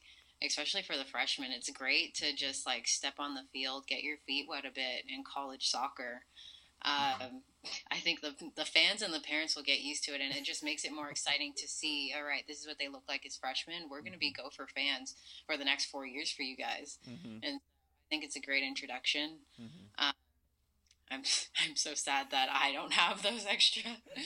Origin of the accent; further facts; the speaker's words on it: Mississauga, Ontario, Canada; I'm born and raised in Mississauga, Ontario